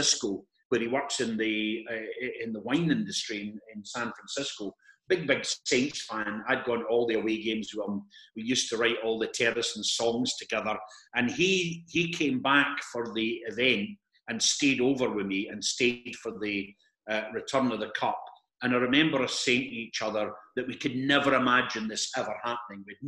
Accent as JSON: {"language": "English", "town": "Perth", "region": "Scotland", "country": "United Kingdom", "tie": "born or raised there", "said": "I'm a Perth boy"}